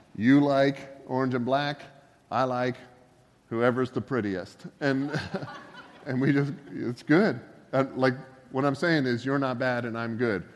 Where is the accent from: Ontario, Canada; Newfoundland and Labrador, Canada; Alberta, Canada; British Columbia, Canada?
Ontario, Canada; Northern; moved away; also born or lived in Georgia; I grew up in Northern Ontario